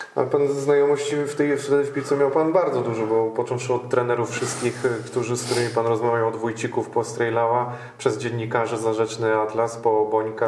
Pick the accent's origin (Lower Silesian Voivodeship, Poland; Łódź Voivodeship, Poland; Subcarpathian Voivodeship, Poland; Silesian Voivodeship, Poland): Łódź Voivodeship, Poland; pochodzę z gdzieś tam z okolic Łodzi